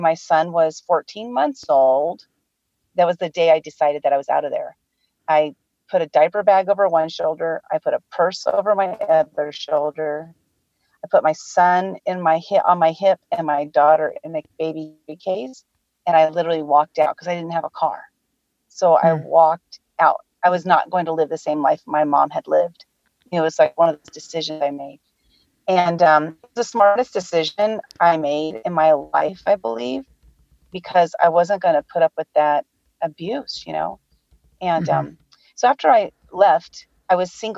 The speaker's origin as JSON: {"language": "English", "town": "San Diego", "region": "California", "country": "United States", "tie": "born or raised there", "said": "I'm born and raised in San Diego, California"}